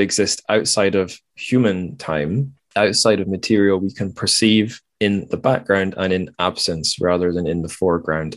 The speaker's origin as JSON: {"language": "English", "town": "Dundee", "region": "Scotland", "country": "United Kingdom", "tie": "born or raised there", "said": "i was in my hometown, Dundee"}